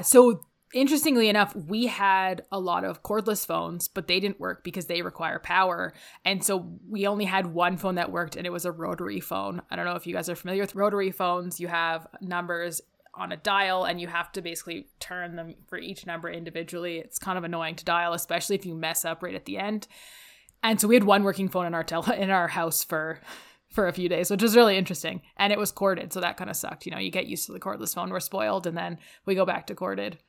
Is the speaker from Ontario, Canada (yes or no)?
yes; Ontario, Canada; now in Calgary, Canada; growing up in Ontario, we experience a lot of thunderstorms living on the Great Lakes